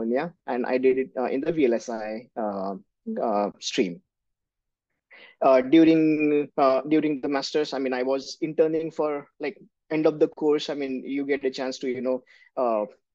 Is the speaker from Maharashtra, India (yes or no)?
yes; Nashik, Maharashtra, India; moved away as an adult; also born or lived in United States / Pune; I'm from Nasik. I did my schooling and college from Nasik.